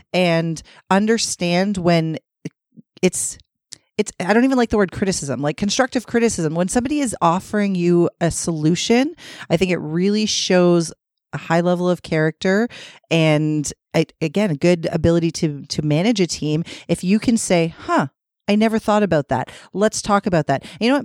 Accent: Toronto, Ontario, Canada; I grew up in Scarborough

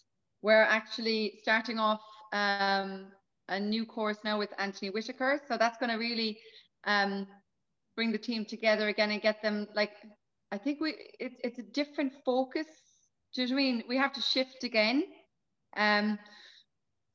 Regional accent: Cork, Munster, Ireland; I'm Cork City. I'm a Cork City girl.

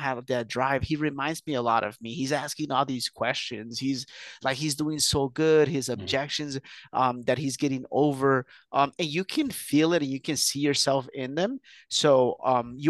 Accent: Huntington Park, California, United States; also born or lived in Mexico; So I was born in Mexico. I was brought here very young. I did the whole school system here in to be specific, Huntington Park, California, which is about 10 miles from downtown

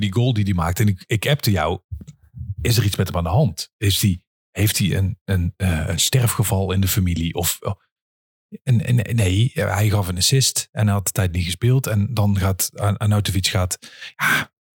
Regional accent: 's-Hertogenbosch, North Brabant, Netherlands; kom ik uit Den Bosch

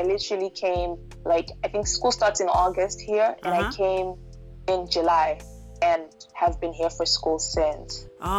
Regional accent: Harare, Zimbabwe; moved away as an adult; now in United States; I'm from Harare, Zimbabwe. That's where I grew up.

